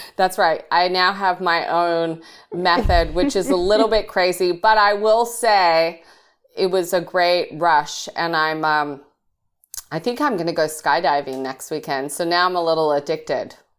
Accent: Australia; moved away as an adult; also born or lived in England; now in United States; I was raised in Australia, so I am I am English and Australian, but I've now been living in America a long time.

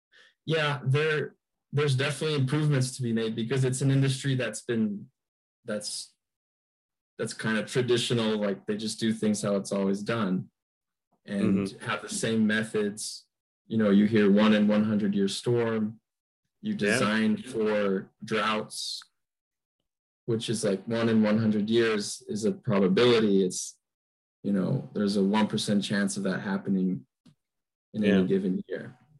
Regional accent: Logan, Utah, United States; also born or lived in Brazil; I was born in Logan, Utah.

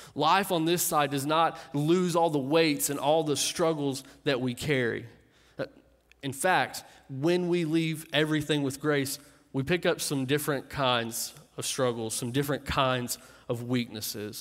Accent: Clark County, Kentucky, United States; moved away; I grew up in Kentucky

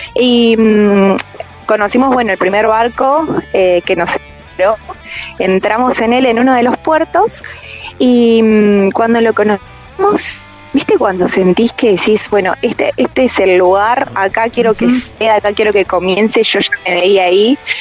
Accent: Argentina; moved away as an adult

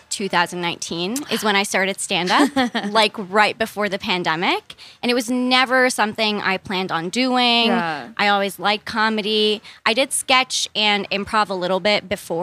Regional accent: Ramallah, West Bank, Palestine; moved away as an adult; now in United States; I grew up in Palestine.

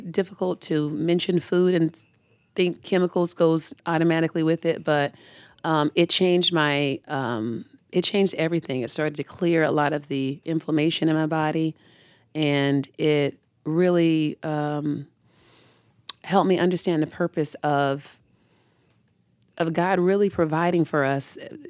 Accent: Tampa, Florida, United States; So the urban community in Tampa that I grew up in was in Ybor, around Ybor, Tampa Heights area.

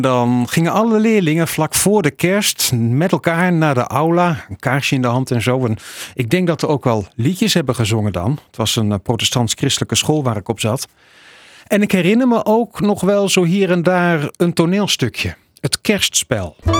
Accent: Middelburg, Zeeland, Netherlands; Bij mij op de Admiraalschool in Middelburg

